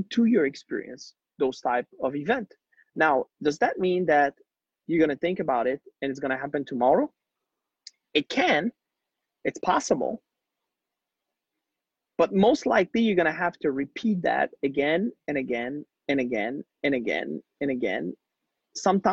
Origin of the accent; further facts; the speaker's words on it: Quebec, Canada; first language French; English is a second language; moved away as an adult; also born or lived in Haiti; now in Mexico; I'm born in Haiti, poorest country in the world, grew up in Quebec, Canada